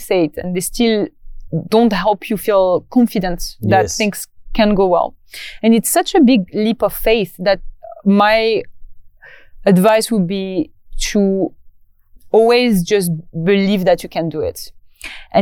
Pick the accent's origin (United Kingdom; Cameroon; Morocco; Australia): Morocco; moved away; my hometown in Morocco